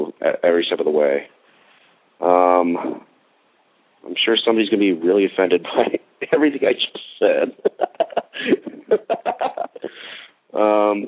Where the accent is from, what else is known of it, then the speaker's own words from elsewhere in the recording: Texas, United States; also born or lived in Plano, Texas; I just grew up in the suburbs of Texas